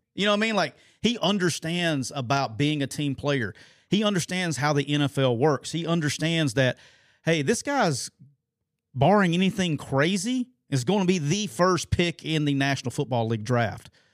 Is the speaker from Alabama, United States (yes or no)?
yes; Alabama, United States; I'm from Alabama